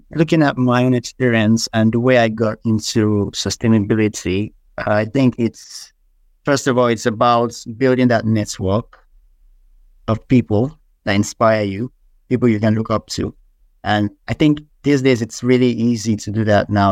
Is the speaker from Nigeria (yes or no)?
yes; Nigeria; being a Nigerian